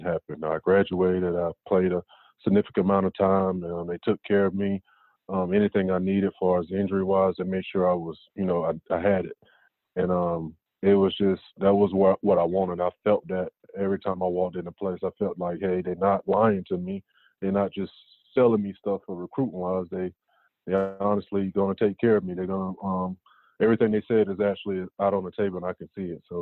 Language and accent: English; North Carolina, United States; growing up in North Carolina, I was a huge Tar Heel fan at one point